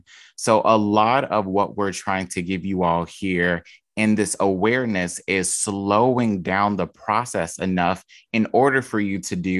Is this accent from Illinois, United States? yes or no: yes; Chicago, Illinois, United States; And you don't want to do it the not fun way with me because I'm from Chicago.